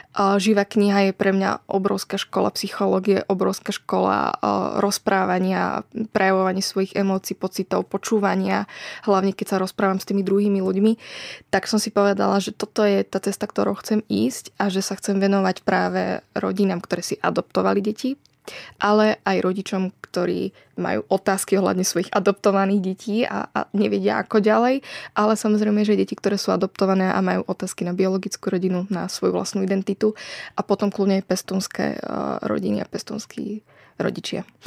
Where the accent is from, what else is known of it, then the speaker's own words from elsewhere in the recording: Bratislava, Bratislava Region, Slovakia; also born or lived in Prešov; keď som mala rok, si ma adoptovali. Takže z Prešova som plynula cestovala do Bratislavy k novej rodine.